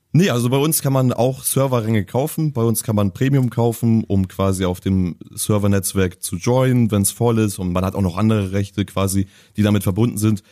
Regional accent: Hamburg, Germany; als Hamburger

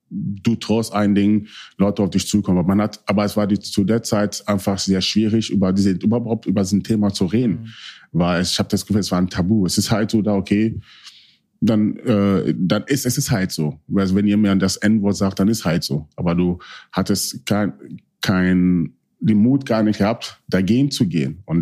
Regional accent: Hanover, Lower Saxony, Germany; ich wollte einfach wieder zu meiner Heimat, Hannover.

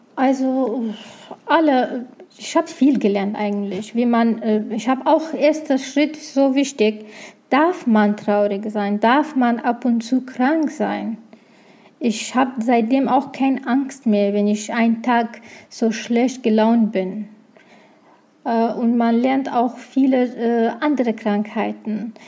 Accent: Iraq; German is a second language; moved away as an adult; now in Germany; ich bin aus dem Irak, habe geflüchtet, nach Deutschland gekommen

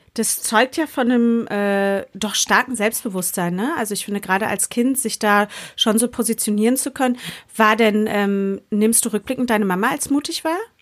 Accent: Berlin, Germany; Jetzt sind Jule und ich Berlinerinnen

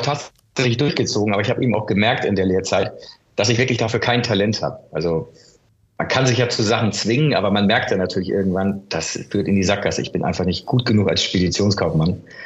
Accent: Hamburg, Germany; Ich bin in Hamburg-Wilhelmsburg aufgewachsen

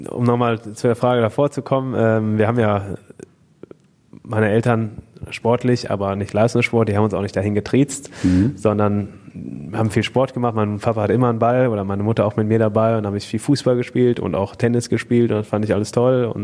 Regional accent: Moers, North Rhine-Westphalia, Germany; Dort sind wir in Hochstraß groß geworden mhm. oder eigentlich auf der Grenze zwischen Hochstraß und Meerbeck.

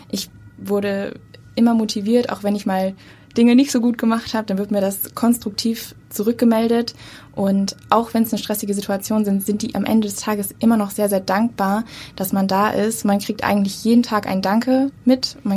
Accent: Lübeck, Schleswig-Holstein, Germany; Ich komme eigentlich aus Lübeck

